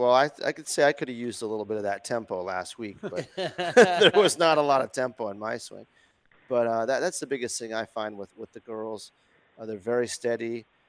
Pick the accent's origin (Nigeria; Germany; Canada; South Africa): Canada; Northwestern Ontario; I'm from Northwestern Ontario, so it's kind of like the meat and the sandwich.